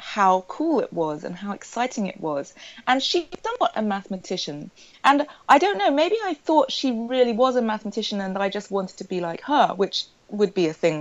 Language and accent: English; Sussex, South East England, United Kingdom; I grew up in Sussex, which is a rural county in England, in the southeast